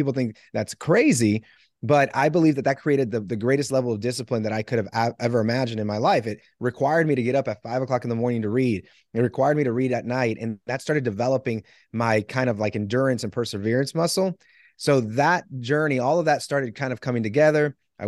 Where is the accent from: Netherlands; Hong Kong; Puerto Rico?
Puerto Rico; I'm from Puerto Rico. I played second base.